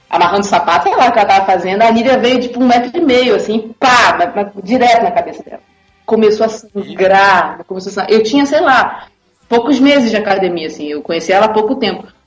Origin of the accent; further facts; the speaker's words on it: Niterói, Rio de Janeiro, Brazil; Porque eu tenho um amigo que é quem dá aula em Niterói, eu sou de Niterói.